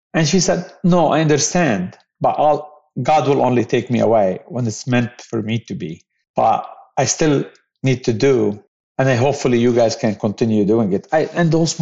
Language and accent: English; Beirut, Beirut Governorate, Lebanon; I grew up in Beirut